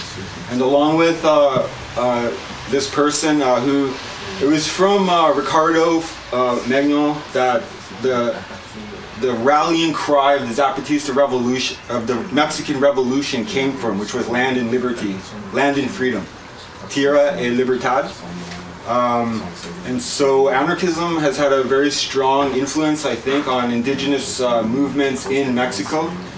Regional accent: British Columbia, Canada; I'm from the Pukwakiwak Nation. And my territory is on the northern part of Vancouver Island.

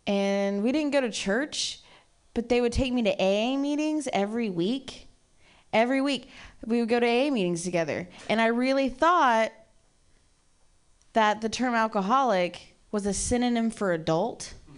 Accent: Ohio, United States; I'm from Ohio originally.

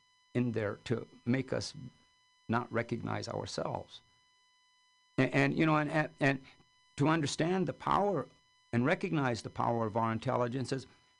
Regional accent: California, United States; I'm from California.

